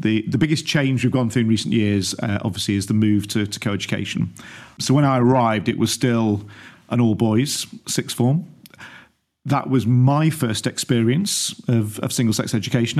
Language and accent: English; Stockport, North West England, United Kingdom; moved away; born and brought up in Stockport, suburb of Greater Manchester